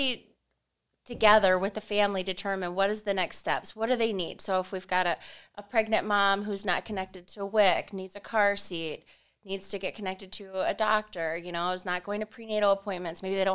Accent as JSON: {"language": "English", "town": "Dover", "region": "Ohio", "country": "United States", "tie": "born or raised there", "said": "I was born and raised in Dover"}